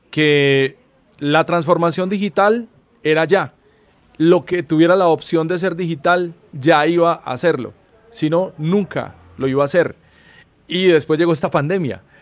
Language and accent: Spanish; Colombia; moved away; me volví a instalar en el país en estos últimos 10 años y no sentía en algunos casos que había regresado a Colombia